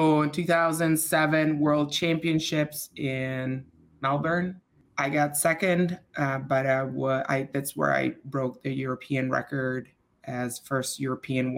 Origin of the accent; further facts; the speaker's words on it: Switzerland; moved away as an adult; also born or lived in Dallas, Texas; now in United States; I grew up in Switzerland, and I did high school in Switzerland. And then I came to the U.S. when I was about 20 on a swimming scholarship